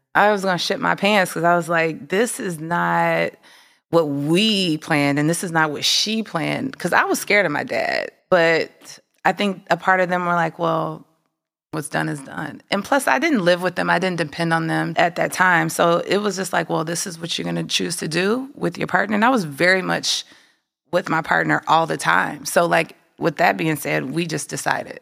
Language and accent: English; Midwest, United States; Growing up in the Midwest